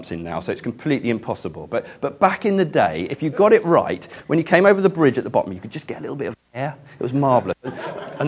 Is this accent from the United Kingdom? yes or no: yes; Ashburnham, South East England, United Kingdom; moved away; Growing up in Ashburnham, though, was a massive privilege